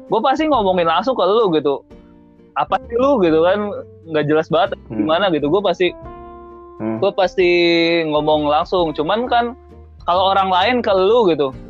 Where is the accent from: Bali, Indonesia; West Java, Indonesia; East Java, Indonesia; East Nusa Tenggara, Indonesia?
West Java, Indonesia; gua juga asli Sunda tapi sih